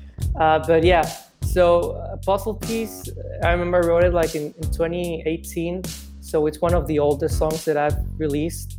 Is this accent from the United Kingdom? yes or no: no; Mexico; English is a second language; also born or lived in Chicago, United States; Growing up here in Mexico